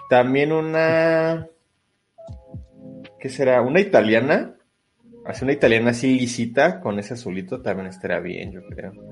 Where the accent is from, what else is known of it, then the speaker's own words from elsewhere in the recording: Monterrey, Nuevo León, Mexico; quiero ir, yo soy de Monterrey, no, no.